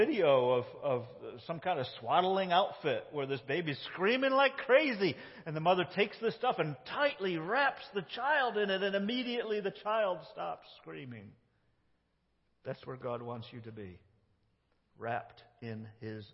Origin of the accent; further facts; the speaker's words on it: United States; You can tell I'm not British. Tell I'm one of those Yankees that rebelled